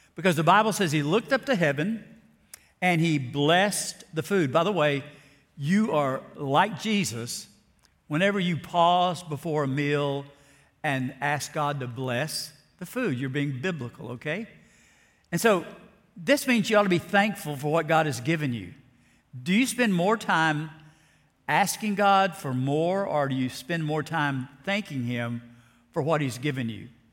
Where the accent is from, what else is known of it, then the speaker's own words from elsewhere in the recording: South Alabama, United States; the little church I grew up in South Alabama